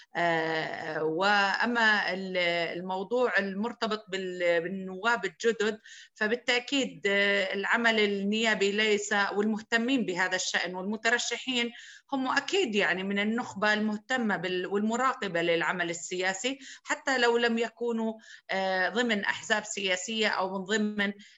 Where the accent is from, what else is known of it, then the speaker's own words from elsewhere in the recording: Souf, Jerash Governorate, Jordan; بقريتي بسوف